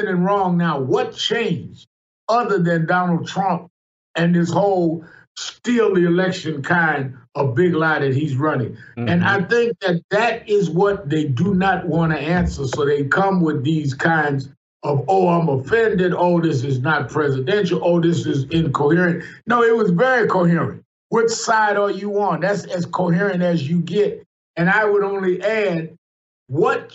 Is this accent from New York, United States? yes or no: yes; New York City, New York, United States; I was born and raised in Brooklyn, New York.